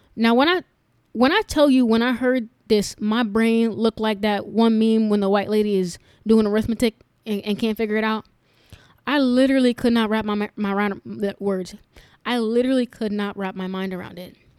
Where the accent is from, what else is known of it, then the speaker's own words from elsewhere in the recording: New York, United States; moved away; growing up in New York, a very diverse area